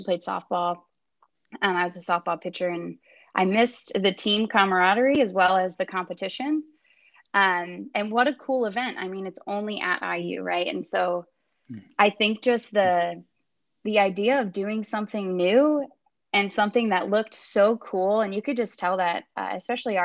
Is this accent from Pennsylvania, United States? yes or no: yes; Philadelphia, Pennsylvania, United States; I'm not from the state of Indiana. I'm actually from Philadelphia